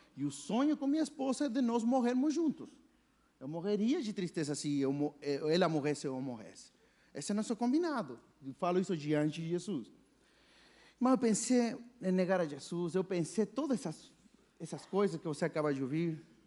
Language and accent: Portuguese; Chile; Portuguese is a second language; moved away as an adult; also born or lived in Brazil; sou chileno, brasileiro, nasci no Chile, vim aqui estudar na faculdade baixista